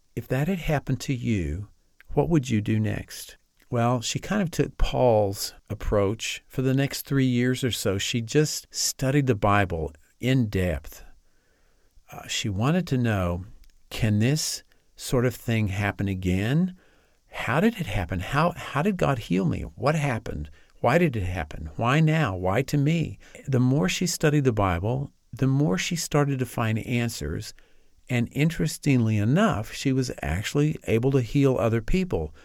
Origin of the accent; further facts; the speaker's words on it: Amarillo, Texas, United States; I grew up in Amarillo, Texas, and attended a Presbyterian church there.